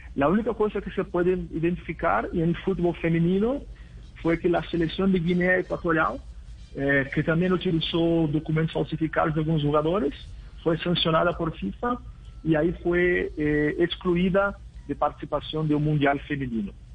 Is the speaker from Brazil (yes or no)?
yes; Brazil; Spanish is a second language; yo soy brasileño